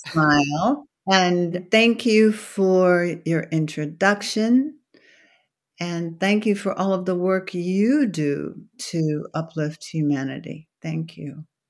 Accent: Washington, District of Columbia, United States; I grew up in Washington, D C, in Southeast

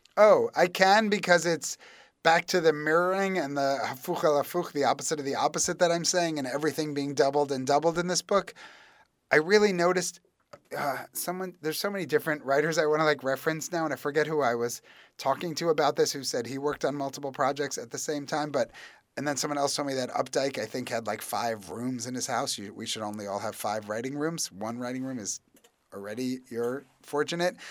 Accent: New York, United States; as a New Yorker

